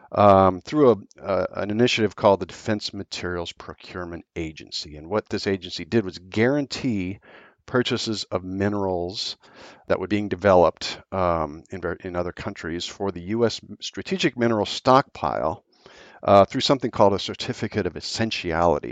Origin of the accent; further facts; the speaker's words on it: Billings, Montana, United States; when I was a kid growing up in Billings, Montana